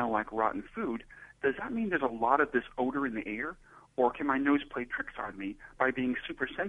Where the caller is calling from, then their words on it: Cambridge, Massachusetts, United States; from Cambridge, Mass, in the USA.